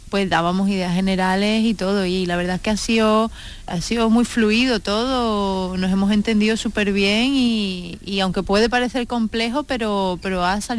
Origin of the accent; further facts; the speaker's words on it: Seville, Andalusia, Spain; deseando poder presentarlo en Sevilla, que teníamos muchas ganas de presentarlo en nuestra ciudad.